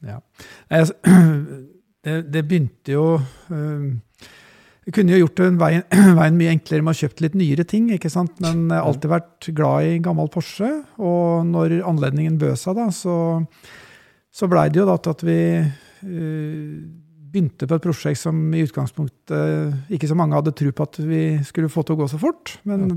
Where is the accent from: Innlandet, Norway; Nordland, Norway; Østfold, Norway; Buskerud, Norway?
Østfold, Norway; Askim; Jeg vokste opp på bygda i Askim